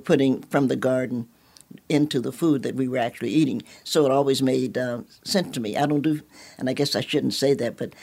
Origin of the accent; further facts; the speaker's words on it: Knoxville, Tennessee, United States; I'm a Knoxvillian by birth, and I spent most of my summers with my grandmother